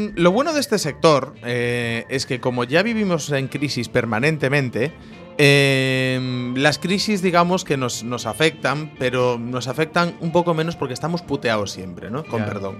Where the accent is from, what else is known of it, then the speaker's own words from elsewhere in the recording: Cambados, Galicia, Spain; la fiesta del Albariño, que es, bueno, es, mi fiesta y mi pueblo